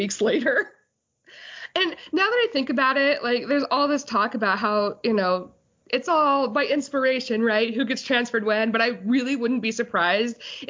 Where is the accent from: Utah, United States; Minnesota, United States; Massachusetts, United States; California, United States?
Utah, United States; I grew up in Utah.